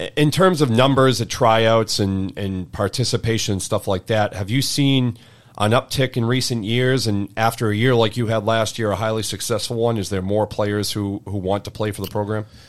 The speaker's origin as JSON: {"language": "English", "region": "Eastern Massachusetts", "country": "United States", "tie": "born or raised there", "said": "growing up in Eastern Mass"}